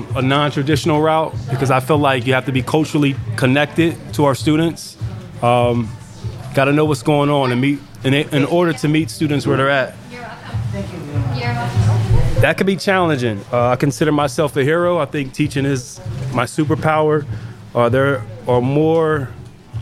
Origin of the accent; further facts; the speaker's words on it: Pottstown, Pennsylvania, United States; I'm from Penn Village Projects right up the road